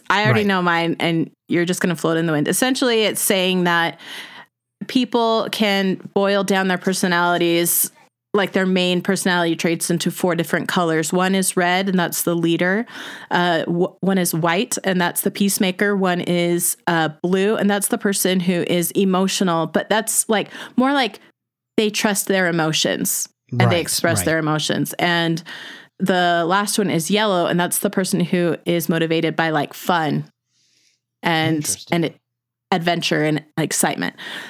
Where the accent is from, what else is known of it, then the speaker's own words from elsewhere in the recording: California, United States; also born or lived in Utah; growing up in Southern California and having lived in Utah for 12 or more than that years, I say it Holly.